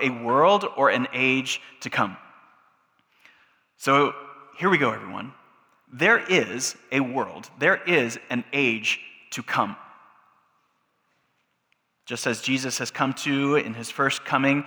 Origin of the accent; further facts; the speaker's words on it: United States; us as American Christians